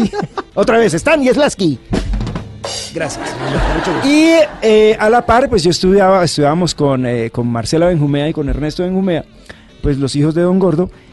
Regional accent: San Gil, Santander, Colombia; now in Bogotá, Colombia; mis padres a los seis meses eh, de yo haber nacido se fueron a vivir a San Gil

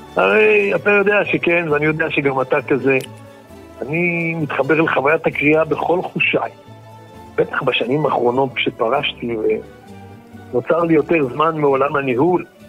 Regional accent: Israel; גרנו בכפר ערבי נטוש ליד תל אביב

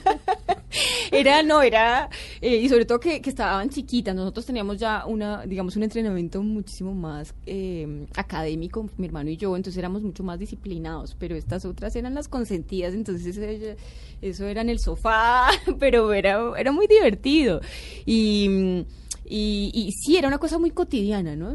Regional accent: Bogotá, Colombia; soy blanca, cachaca

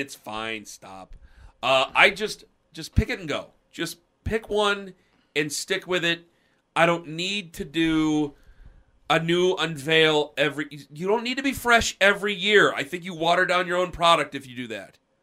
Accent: Canton, Ohio, United States; I come from Canton, and there are a lot of Steelers fans in there

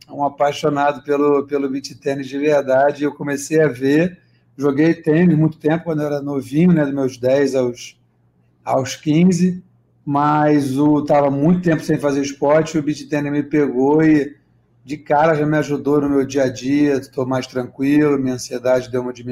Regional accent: Niterói, Rio de Janeiro, Brazil; now in Rio de Janeiro, Brazil; Sou nascido e criado lá, moro no Rio aqui há 10 anos, mas sou de São Francisco.

